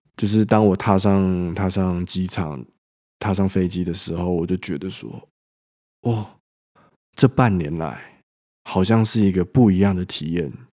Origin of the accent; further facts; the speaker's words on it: Taipei, Taiwan; moved away as an adult; now in France; 我本身就是台北长大的人